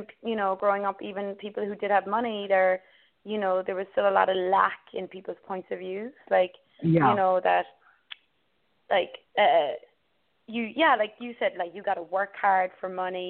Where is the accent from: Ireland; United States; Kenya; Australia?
Ireland; where I grew up in Ireland